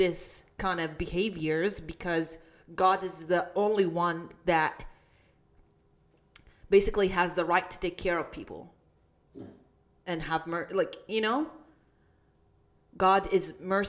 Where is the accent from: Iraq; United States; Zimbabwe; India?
Iraq; I come from Iraq